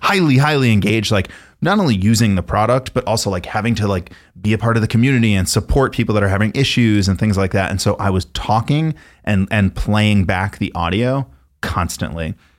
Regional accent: Miller Place, New York, United States; I grew up on Long Island in a town called Miller Place

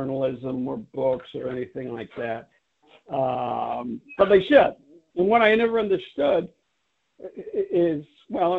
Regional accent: New York City, New York, United States; I'm from Brooklyn, New York

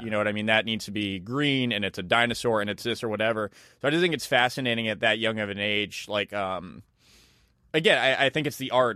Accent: Leominster, Massachusetts, United States; a Chinese American restaurant I grew up with, like, as a kid in Leominster, Massachusetts

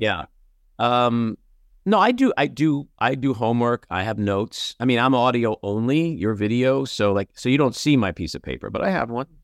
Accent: New York City, New York, United States; I'm a kid from Queens

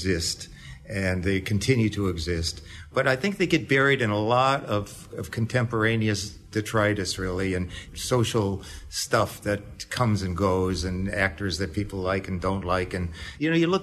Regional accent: Detroit, Michigan, United States; I was brought up in Detroit.

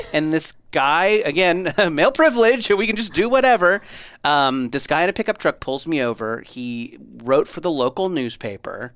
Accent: Southern California, United States; I grew up in Southern California

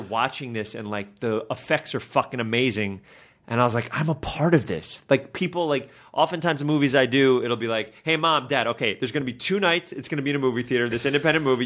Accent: New York, United States; I'm from New York

